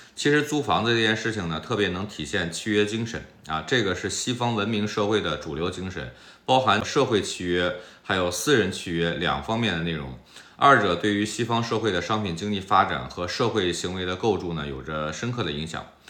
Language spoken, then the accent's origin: Chinese; China; moved away as an adult; now in United States; 在大陆生活了几十年的我